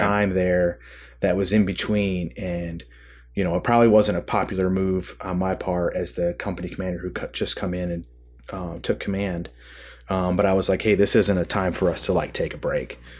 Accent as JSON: {"language": "English", "region": "Michigan", "country": "United States", "tie": "born or raised there", "said": "I grew up in Michigan, kind of, um, you know, maybe somewhat typical, uh, Midwestern upbringing"}